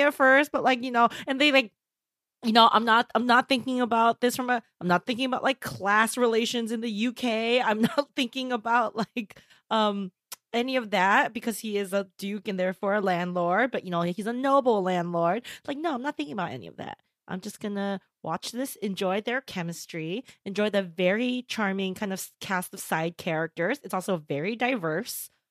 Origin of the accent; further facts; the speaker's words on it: Southern California, United States; as a Californian, as a Southern Californian